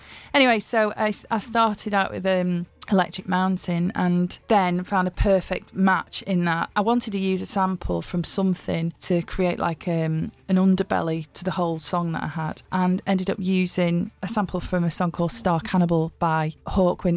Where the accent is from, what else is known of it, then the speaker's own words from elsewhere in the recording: Widnes, North West England, United Kingdom; I grew up in Widnes, which is a chemical town